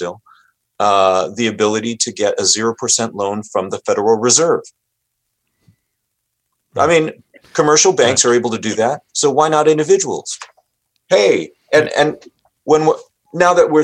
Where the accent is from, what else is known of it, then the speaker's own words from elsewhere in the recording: United States; I'm Japanese American. My dad and his family were interned during World War II